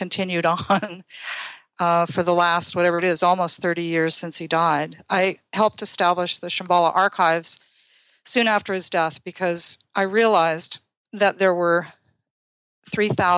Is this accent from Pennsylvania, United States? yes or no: no; Boulder, Colorado, United States; moved away as an adult; also born or lived in California; I'm a native of Boulder, Colorado